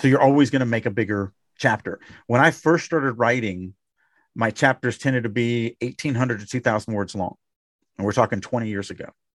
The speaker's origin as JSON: {"language": "English", "region": "Louisiana", "country": "United States", "said": "I come from Louisiana"}